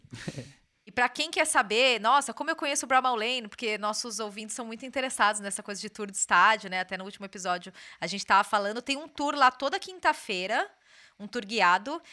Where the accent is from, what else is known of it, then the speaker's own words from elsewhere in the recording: Brazil; moved away as an adult; now in England, United Kingdom; passei minha vida inteira no Brasil